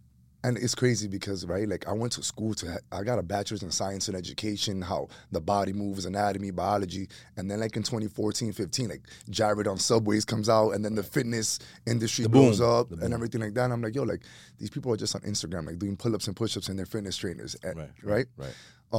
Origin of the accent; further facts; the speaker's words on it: New York City, New York, United States; born and raised in Washington Heights, two Dominican immigrant parents that came to New York City in the late 70s, early 80s. I'm a kid who grew up on the block